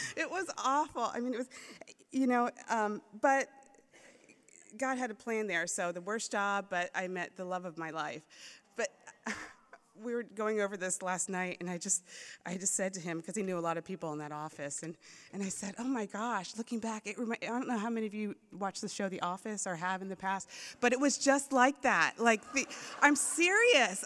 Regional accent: Maryland, United States; moved away as an adult; also born or lived in Florida; now in San Dimas, United States; I grew up in Maryland.

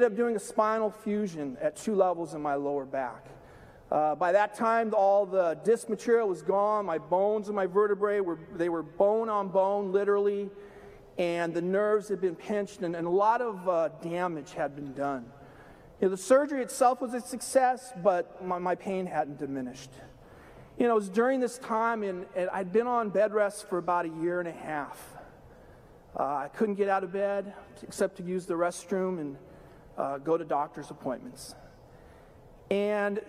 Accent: Southern California, United States; I grew up in Southern California, born and raised

